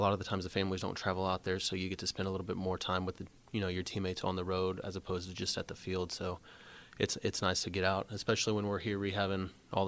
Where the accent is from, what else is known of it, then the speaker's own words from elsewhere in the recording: Alvin, Texas, United States; also born or lived in Friendswood, Texas; growing up in Alvin, I mean, I feel like it was just any other city, small town city